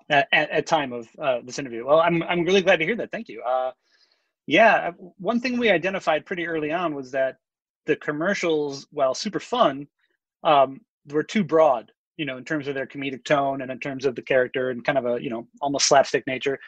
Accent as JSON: {"language": "English", "town": "Chicago", "region": "Illinois", "country": "United States", "said": "I'm from Chicago"}